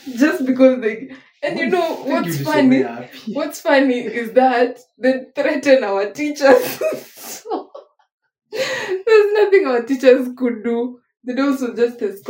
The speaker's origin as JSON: {"language": "English", "region": "Nairobi", "country": "Kenya", "said": "I was from Nairobi."}